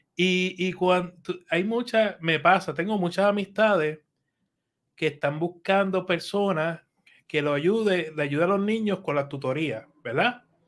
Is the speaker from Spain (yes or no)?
no; Allentown, Pennsylvania, United States; yo me crié en Allentown